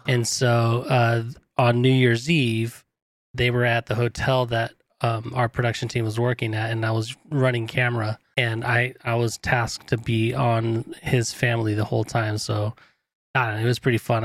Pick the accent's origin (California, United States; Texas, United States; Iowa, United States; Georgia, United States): California, United States; I grew up in California